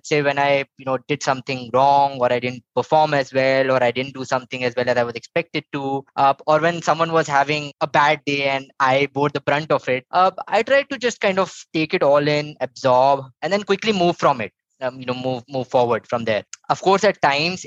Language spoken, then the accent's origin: English; Bhopal, Madhya Pradesh, India; moved away as an adult; also born or lived in Indore; now in Bangalore, India; I'm originally from Bhopal, Madhya Pradesh. Was there till my 12th, and then moved to Indore for my graduation, and then moved to Bangalore in 2006, and have been here ever since.